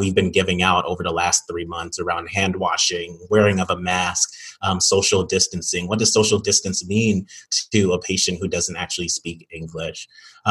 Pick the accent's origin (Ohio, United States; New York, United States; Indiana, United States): New York, United States; moved away; Back in New York, in my hometown